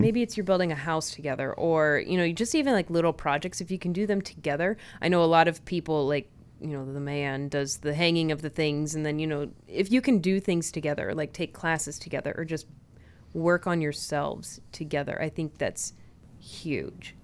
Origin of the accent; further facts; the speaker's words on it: California, United States; we grew up in California